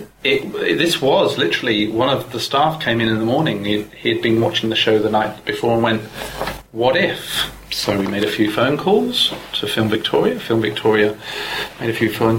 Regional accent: Oakley, South East England, United Kingdom; I grew up just outside Oxford

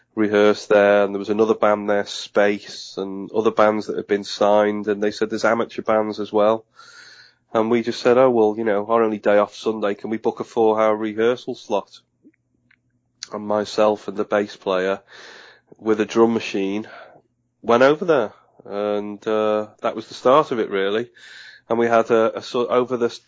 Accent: Liverpool, North West England, United Kingdom; I was from Liverpool. I was born in Liverpool

